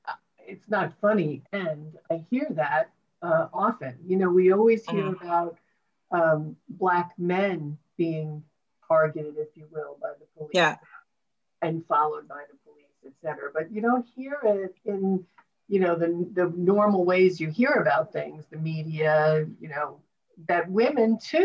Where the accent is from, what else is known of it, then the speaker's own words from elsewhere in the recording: New York City, New York, United States; also born or lived in Long Island / Queens; now in Florida, United States; I grew up in Brooklyn and moved to Long Island and back to Queens.